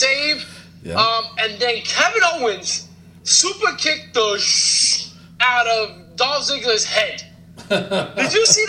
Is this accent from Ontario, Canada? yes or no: yes; Toronto, Ontario, Canada; I mean, I'm from the Brooklyn part of Toronto, so... we here, …. All right. We from Canada.